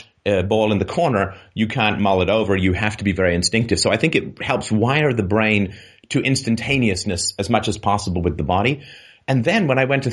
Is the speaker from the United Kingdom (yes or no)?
yes; England, United Kingdom; I grew up in England and was in Protestant church